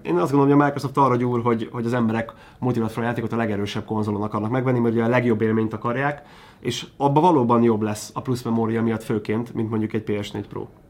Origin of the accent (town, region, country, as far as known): Hungary